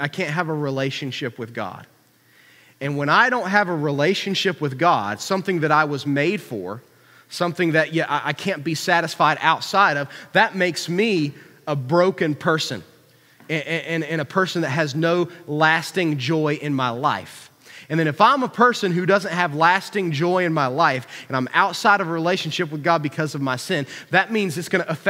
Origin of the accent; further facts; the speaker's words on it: Huntington, United States; I'm from Hicktown, USA